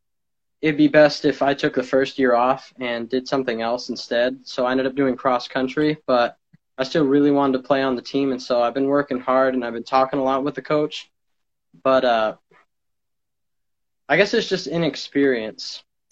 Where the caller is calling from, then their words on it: Phillips, Maine, United States; I'm calling from Phillips, Maine.